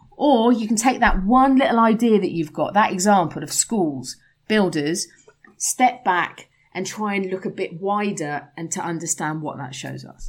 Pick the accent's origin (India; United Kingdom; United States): United Kingdom; England; moved away; as an English person